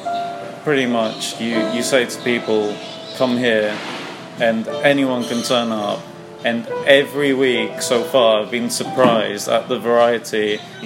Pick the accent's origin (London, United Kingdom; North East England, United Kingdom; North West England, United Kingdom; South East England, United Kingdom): London, United Kingdom; I was born and raised in London, North London boy